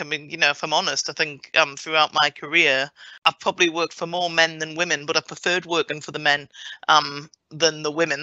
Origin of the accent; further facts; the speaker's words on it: Morpeth, North East England, United Kingdom; moved away; I grew up in Morpeth in Northumberland